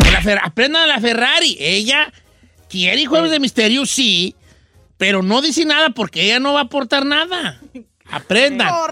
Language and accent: Spanish; a town in the Zamora Valley, Michoacán, Mexico; mi pueblo de nacimiento